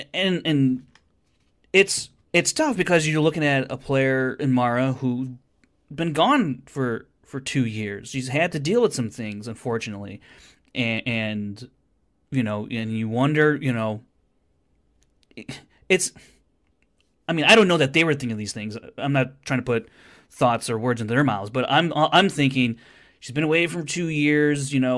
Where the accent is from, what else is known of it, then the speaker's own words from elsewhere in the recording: United States; I'm American.